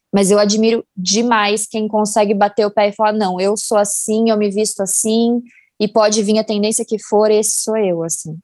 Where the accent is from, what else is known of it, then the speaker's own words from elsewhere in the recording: São Paulo, Brazil; eu sou de São Paulo